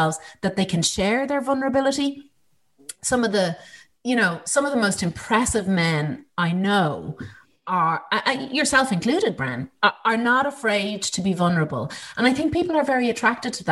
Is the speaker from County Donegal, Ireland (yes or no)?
yes; Ballyshannon, County Donegal, Ireland; in 1968, when I was born in Ballyshannon